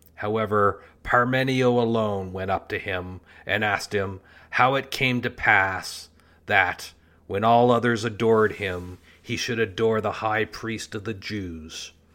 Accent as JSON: {"language": "English", "country": "Canada", "said": "Canada, my home country"}